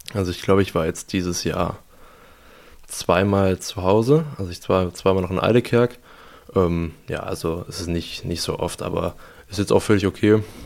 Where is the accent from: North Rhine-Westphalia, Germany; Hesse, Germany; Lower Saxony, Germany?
North Rhine-Westphalia, Germany; Bottrop; moved away as an adult; also born or lived in Aldekerk; now in Lübeck, Germany; ich bin in Bottrop geboren. Da habe ich dann äh, elf Jahre meines Lebens gelebt und danach äh, bin ich dann nach Aldekerk gezogen.